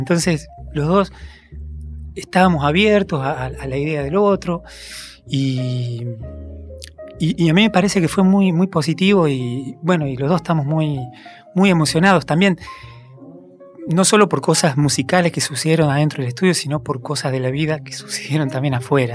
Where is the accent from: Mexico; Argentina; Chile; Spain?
Argentina; Concarán, San Luis; moved away; yo nací en, un pueblo en San Luis